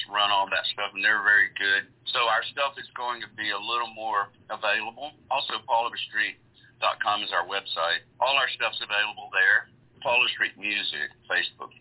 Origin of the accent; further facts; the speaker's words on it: Gulf Coast, Mississippi, United States; I grew up on the Gulf Coast down Mississippi